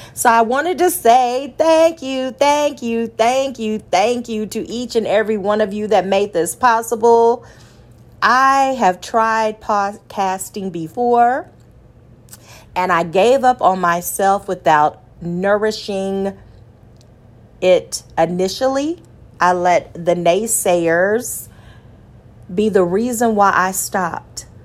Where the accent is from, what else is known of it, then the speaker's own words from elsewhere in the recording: Austin, United States; small town Austinite